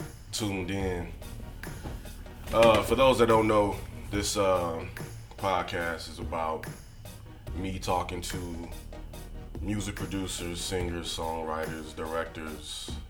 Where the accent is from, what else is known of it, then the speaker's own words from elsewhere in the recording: St. Louis, Missouri, United States; my hometown, St. Louis, Missouri.